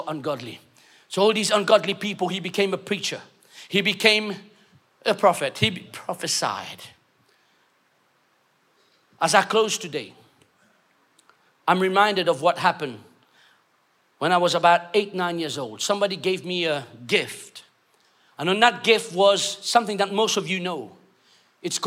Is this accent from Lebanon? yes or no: no; London, United Kingdom; moved away as an adult; now in Mauritius; I'm Mauritian, okay? I know I speak okay English, but I was brought up in London, but then I've been in Mauritius for 15 years